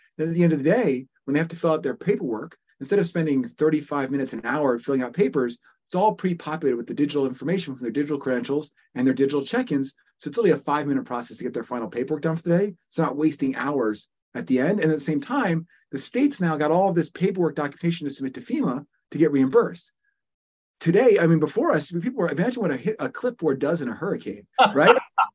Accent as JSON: {"language": "English", "town": "Richmond", "region": "Virginia", "country": "United States", "tie": "born there", "also_born_or_lived": "New Jersey / Thailand", "said": "I was born in Richmond, Virginia, lived in New Jersey, spent a short stint in Southeast Asia living with my parents."}